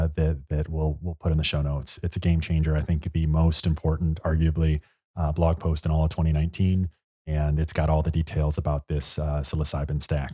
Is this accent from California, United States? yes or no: no; Chicago, Illinois, United States; And you know, as we've talked about, we're both from Chicago. We've cut our teeth in the big windy city.